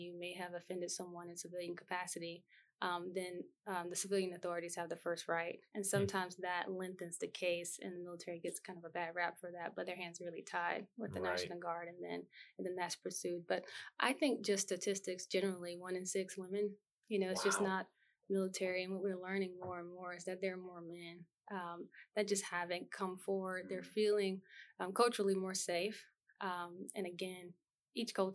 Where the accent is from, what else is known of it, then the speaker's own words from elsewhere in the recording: Newberry, South Carolina, United States; moved away as an adult; now in Columbia, United States; I'm from Newberry, South Carolina, so I've been in Columbia for most of my adult career